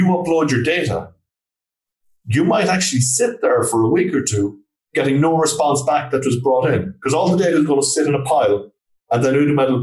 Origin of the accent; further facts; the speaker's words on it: Galway, Connacht, Ireland; I'm from Galway in Ireland